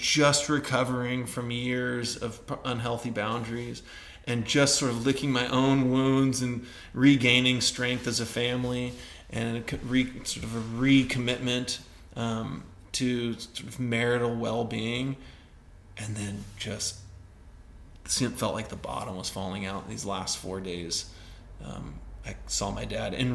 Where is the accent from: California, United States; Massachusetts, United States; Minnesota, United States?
California, United States; Northern; moved away; also born or lived in Idaho; the property that we grew up in Northern California